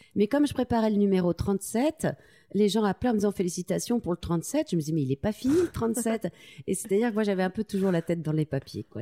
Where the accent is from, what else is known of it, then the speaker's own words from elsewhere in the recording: Tulle, Nouvelle-Aquitaine, France; Je, viens de, la ville de Tulle en Corrèze. Euh, je suis née là-bas